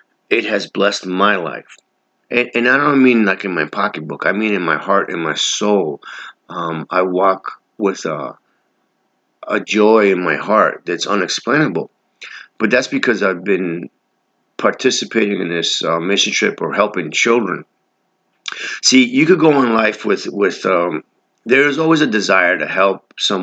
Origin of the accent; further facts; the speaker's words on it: New York City, New York, United States; I'm from New York City